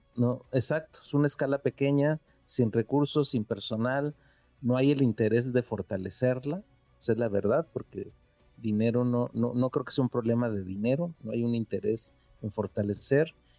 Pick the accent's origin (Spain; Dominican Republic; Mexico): Mexico; somos mexicanos